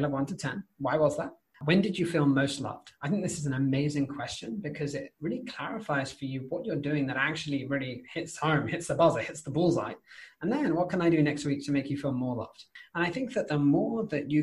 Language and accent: English; United Kingdom; as a British person, right, it is polite to finish everything on your plate because we're British